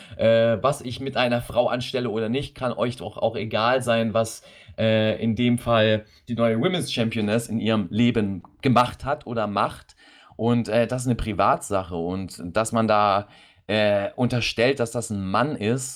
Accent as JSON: {"language": "German", "country": "Germany", "said": "bei uns in Deutschland"}